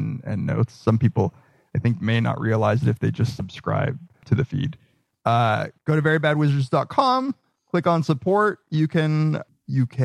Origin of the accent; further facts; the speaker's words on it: Argentina; I was born in Argentina